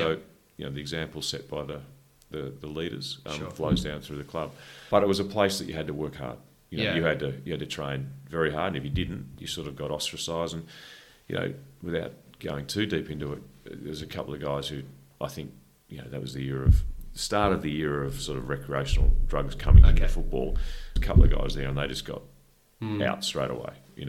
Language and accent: English; Canberra, Australian Capital Territory, Australia; So you're in a new city. I came from Canberra.